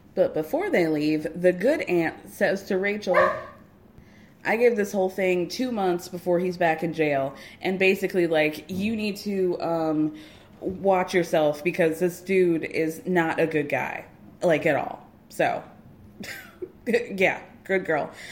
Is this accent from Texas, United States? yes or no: no; New York, United States; I am a New Yorker through and through.